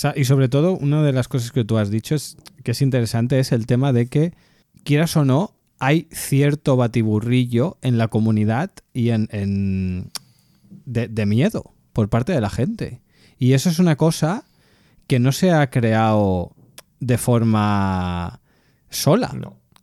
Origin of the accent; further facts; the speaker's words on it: Catalonia, Spain; soy catalán